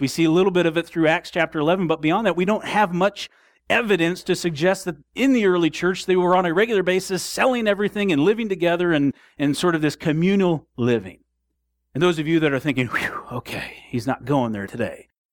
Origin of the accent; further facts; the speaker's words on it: Southwest Michigan, United States; We grew up in Southwest Michigan